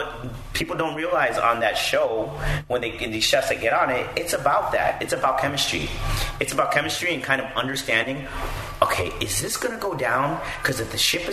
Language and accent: English; Chicago, Illinois, United States; I was born in Chicago.